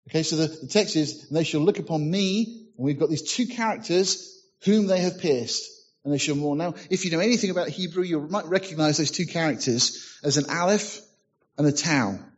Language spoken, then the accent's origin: English; United Kingdom; Well, being British, you know, said nothing.